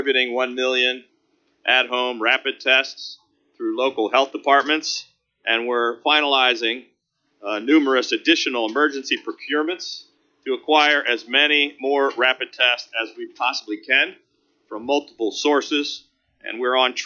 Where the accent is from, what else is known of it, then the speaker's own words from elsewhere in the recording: Prince George's County, Maryland, United States; I grew up right here in Prince George's County